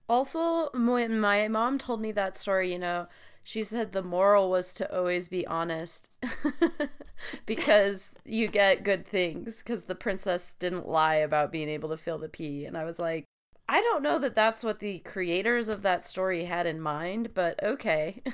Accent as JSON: {"language": "English", "region": "the West", "country": "United States", "tie": "born or raised there", "said": "I grew up in the West in a really small town"}